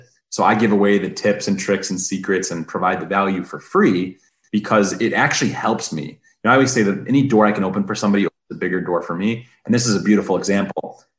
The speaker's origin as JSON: {"language": "English", "town": "Detroit", "region": "Michigan", "country": "United States", "tie": "born or raised there", "said": "I'm from the Motor City, born and bred"}